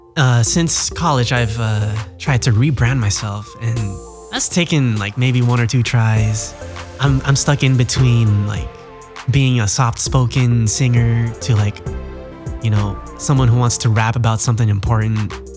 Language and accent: English; United States; Growing up as a Filipino American in America wasn't the most glamorous